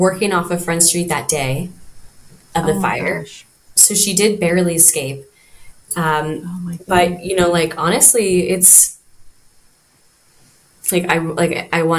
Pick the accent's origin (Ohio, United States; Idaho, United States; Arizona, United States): Idaho, United States; moved away as an adult; now in Maui, United States; I'm originally from Idaho, but I've been here for 10 years.